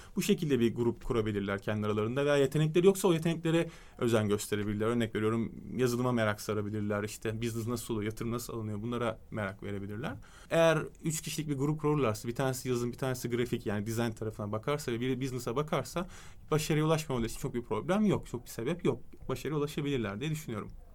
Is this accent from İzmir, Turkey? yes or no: no; Istanbul, Turkey; also born or lived in London / United States; 3 Temmuz 1989 İstanbul Kadıköy doğumluyum